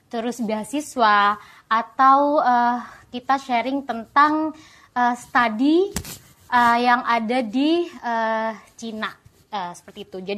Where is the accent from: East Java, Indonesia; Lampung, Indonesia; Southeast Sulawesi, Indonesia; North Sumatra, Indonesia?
East Java, Indonesia; Sampang; now in China; Saya asalnya dari Sampang, Madura yang sekarang uh, sedang menempuh pendidikan S2 Hubungan Internasional di Shandong University.